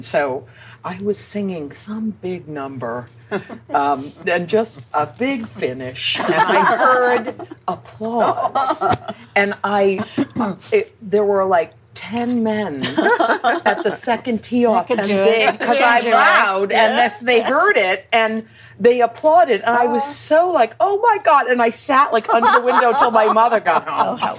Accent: Philadelphia, Pennsylvania, United States; born there; I was born in Philadelphia, but we moved back to my

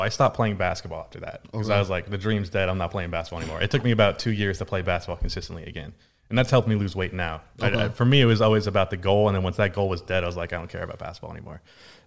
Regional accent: the South, United States; I'm from the South, but I do not claim it

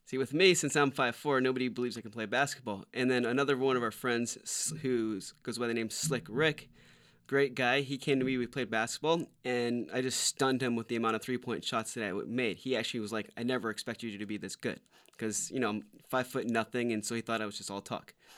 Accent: Winter Park, Florida, United States; moved away as an adult; also born or lived in Orlando, Florida / Maitland, Florida; now in Los Angeles, United States; I'm from Orlando, Florida, actually Winter Park, Maitland, Florida

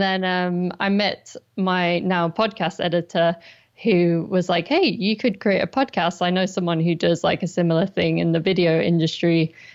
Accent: Durham, North East England, United Kingdom; moved away as an adult; also born or lived in London; I'm actually from Durham in the northeast of England

